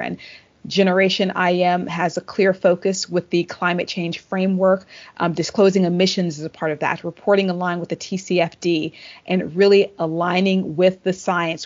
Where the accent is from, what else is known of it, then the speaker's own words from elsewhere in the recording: Tennessee, United States; the senator from my home state